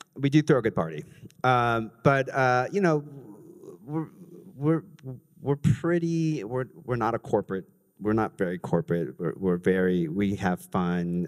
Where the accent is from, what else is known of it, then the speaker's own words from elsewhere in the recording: Los Angeles, California, United States; now in New York City, United States; I'm from Los Angeles